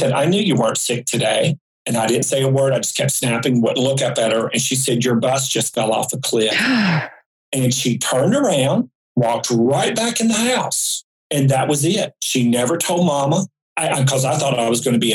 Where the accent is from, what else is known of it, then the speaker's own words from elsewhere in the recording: High Point, North Carolina, United States; moved away as an adult; also born or lived in Raleigh, North Carolina; 6 months later, I moved from High Point, North Carolina to Raleigh, Durham. I moved from an oppressive town for me, 20 years of it.